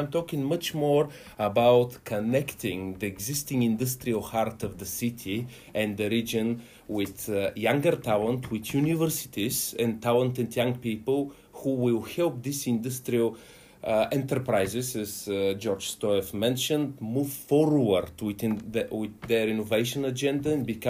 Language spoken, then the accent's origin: English; Plovdiv, Plovdiv Province, Bulgaria; moved away as an adult; also born or lived in United Kingdom; I'm originally from Plovdiv.